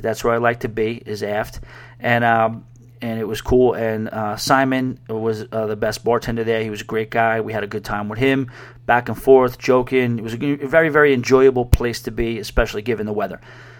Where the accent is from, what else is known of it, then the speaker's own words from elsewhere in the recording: New York, United States; I grew up on boardwalks near Long Beach in Long Island, Coney Island.